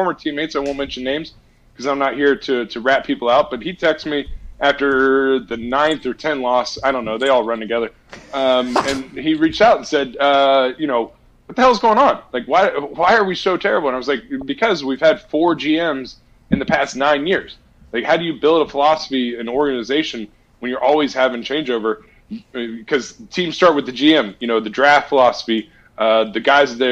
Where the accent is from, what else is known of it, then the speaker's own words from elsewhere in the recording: Ohio, United States; moved away as an adult; now in New Jersey, United States; born and raised in Ohio